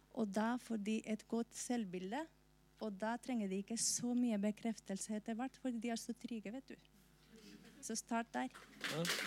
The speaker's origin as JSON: {"language": "Norwegian", "country": "Spain", "moved": "yes", "lives_now": "Norway", "said": "Jeg er fra Spania, først og fremst."}